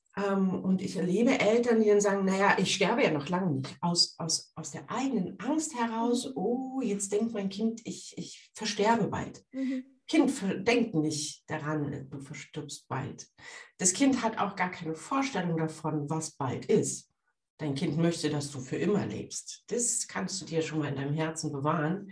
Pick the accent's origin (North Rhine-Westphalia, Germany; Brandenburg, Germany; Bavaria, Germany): Brandenburg, Germany; Brandenburg an der Havel; ich komme aus Brandenburg an der Havel, äh, da, die Stadt heißt genauso wie das Bundesland.